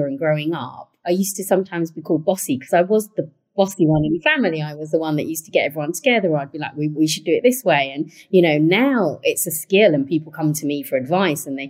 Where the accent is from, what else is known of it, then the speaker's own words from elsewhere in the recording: London, United Kingdom; one of the boroughs I look after is Waltham Forest, where I was born and raised